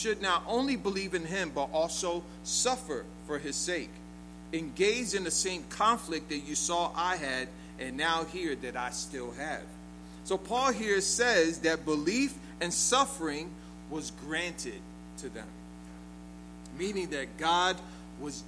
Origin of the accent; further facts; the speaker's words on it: United States; we're American